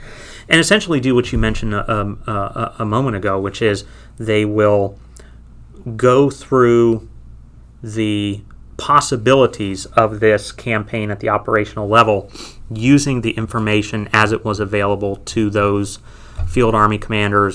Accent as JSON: {"language": "English", "region": "Ohio", "country": "United States", "said": "I come from Ohio"}